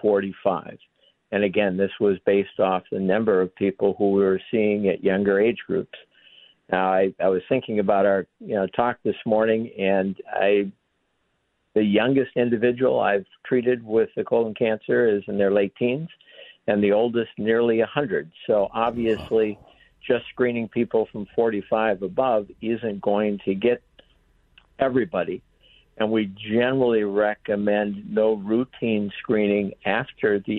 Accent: Minneapolis, Minnesota, United States; also born or lived in St. Louis, Missouri / Cincinnati, Ohio / Rochester, Minnesota; I was born in St. Louis, Denny, but spent most of my formative years here in the Twin Cities

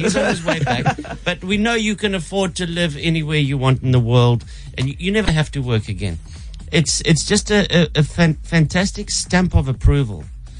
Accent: Durban, KwaZulu-Natal, South Africa; born there; I was born in Durban.

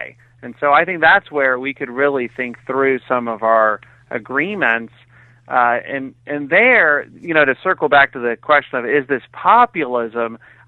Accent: Texas, United States; also born or lived in Cambridge, Massachusetts / New Hampshire / England; I was born in Cambridge, Massachusetts. When I was 8, we moved to Texas. I went to New Hampshire and England for school and then back to Texas for more school.

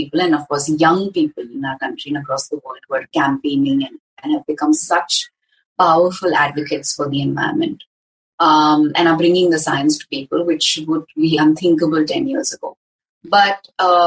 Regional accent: Hyderabad, Telangana, India; growing up in Hyderabad, going to a school like Vidyaranya

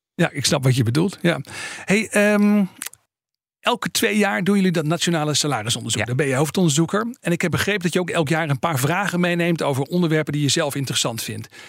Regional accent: Netherlands; als Nederlanders

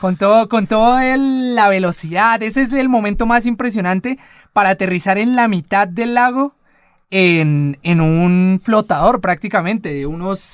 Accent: Colombia; en este momento somos cuatro colombianos

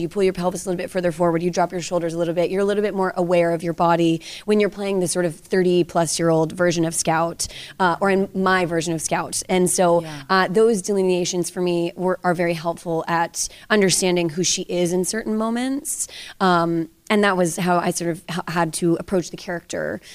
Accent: Georgia, United States; moved away; I grew up, as I said, in the South. I'm from Georgia originally

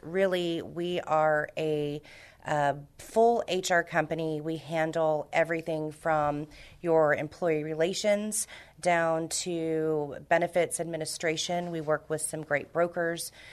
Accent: Houston, Texas, United States; moved away as an adult; also born or lived in Miami; now in San Antonio, United States; I'm from Houston originally. Uh, I was raised in Houston, born in Miami, Cuban blood

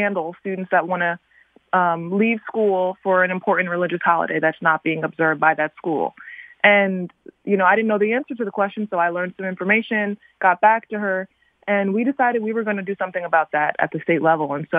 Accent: Newark, Delaware, United States; I'm from the Newark area here in Delaware, which is the area I grew up

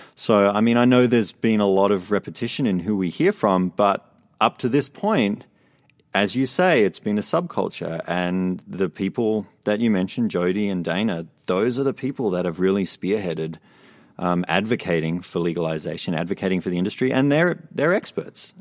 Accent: Australia; now in Vancouver, Canada; I grew up in Australia

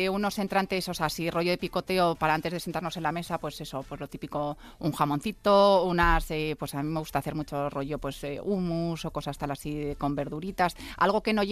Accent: Cuenca, Castilla-La Mancha, Spain; soy de Cuenca.

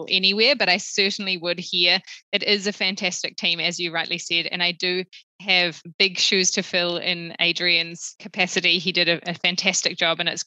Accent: New Zealand; moved away as an adult; also born or lived in Sydney; now in Singapore; I'm a Kiwi. I grew up in New Zealand, and despite living outside of Aotearoa for the last 10 years, it is still home to me.

